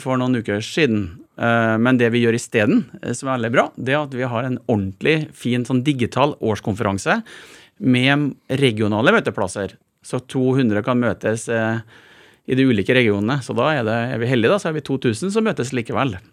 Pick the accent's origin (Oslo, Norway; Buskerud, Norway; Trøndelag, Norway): Trøndelag, Norway; Malm; moved away; jeg vokste opp i et gruvesamfunn